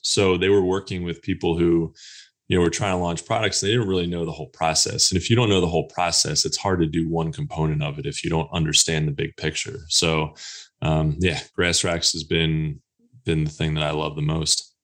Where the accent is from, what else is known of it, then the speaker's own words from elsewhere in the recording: Pennsylvania, United States; also born or lived in Texas; now in North Carolina, United States; I'm originally from Pennsylvania and, uh, lived in Texas a little bit. And now I'm here in North Carolina